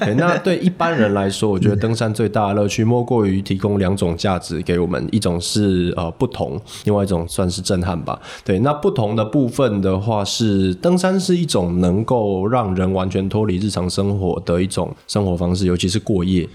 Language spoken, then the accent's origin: Chinese; central Taiwan, Taiwan; 我是中部人，所以走的是中部很知名的一个叫民风古道的郊山步道